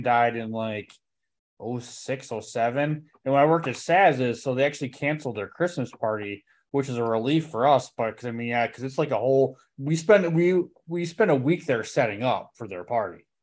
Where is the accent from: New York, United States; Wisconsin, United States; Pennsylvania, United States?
Wisconsin, United States; Slinger; I grew up in Slinger, which is right by Hartford